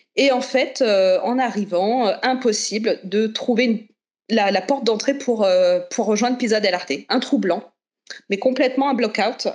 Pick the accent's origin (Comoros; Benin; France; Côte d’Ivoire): France; Chartres, Centre-Val de Loire; je viens de Chartres, dans le 28